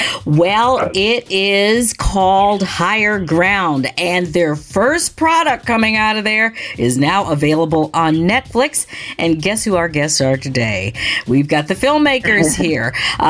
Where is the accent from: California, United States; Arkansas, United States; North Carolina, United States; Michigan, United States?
Michigan, United States; I grew up in Michigan and grew up around all of the factories.